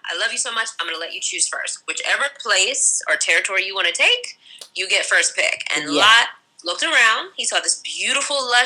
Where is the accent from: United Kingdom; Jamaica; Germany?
Jamaica; Montego Bay, Saint James; my family's Jamaican, too. I was born in Mabay